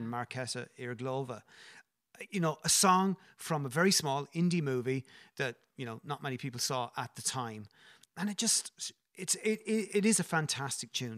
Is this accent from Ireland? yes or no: yes; Ireland; as Irish people